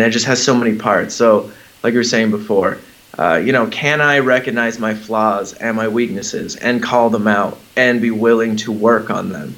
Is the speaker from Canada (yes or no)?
no; Southern California, United States; moved away as an adult; We were in Southern California, where mm-hmm. I've lived pretty much most of my whole life